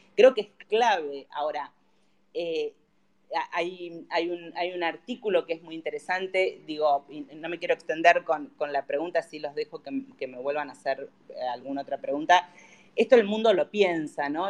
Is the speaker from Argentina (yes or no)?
yes; Argentina; como argentinos